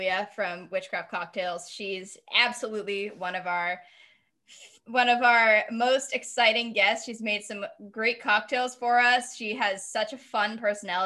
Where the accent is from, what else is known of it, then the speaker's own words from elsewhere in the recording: Massachusetts, United States; I'm from Mass